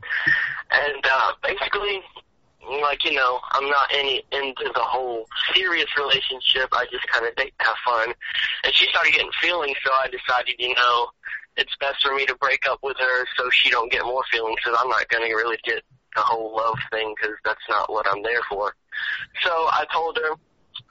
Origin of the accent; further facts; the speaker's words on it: Nashville, Tennessee, United States; now in Panama City, United States; I'm from Nashville, Tennessee